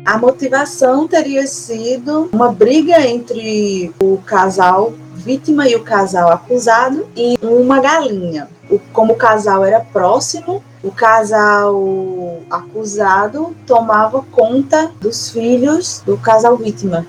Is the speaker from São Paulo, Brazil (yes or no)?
no; São João de Meriti, Rio de Janeiro, Brazil; eu sou meritiense, em São João do, do Meriti, no Rio de Janeiro.